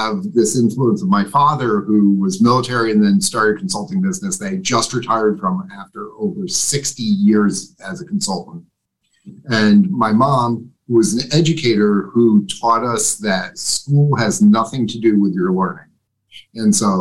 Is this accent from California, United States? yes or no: no; upstate New York, United States; moved away; I'm from upstate New York